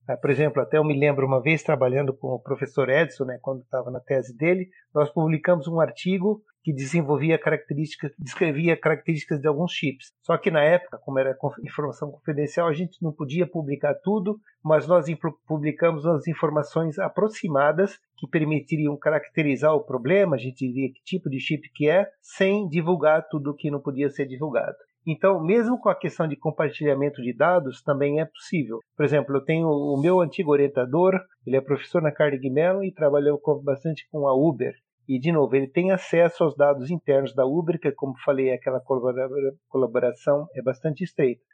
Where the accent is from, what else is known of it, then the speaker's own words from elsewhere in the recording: Brazil; moved away; nasci e cresci no Brasil